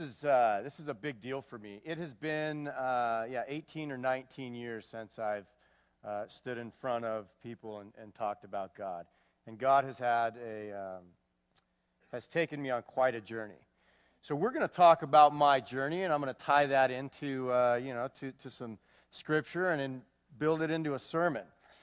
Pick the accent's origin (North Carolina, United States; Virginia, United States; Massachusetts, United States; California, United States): California, United States; Manhattan Beach; also born or lived in Los Angeles; I was born June 17th, 1973, in Los Angeles, California. My parents are Mike and Linda Rogers. And I was raised in Manhattan Beach, California. All right? Yeah, Southern California.